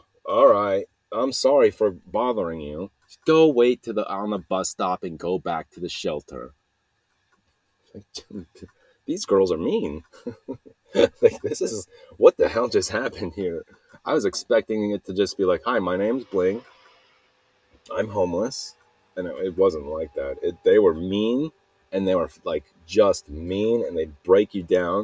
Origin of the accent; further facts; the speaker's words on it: Salt Lake City, Utah, United States; I'm from Utah, Salt Lake City